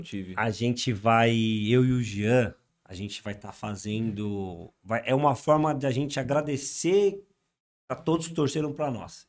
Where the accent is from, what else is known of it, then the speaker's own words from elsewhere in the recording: Atibaia, São Paulo, Brazil; a gente é de Atibaia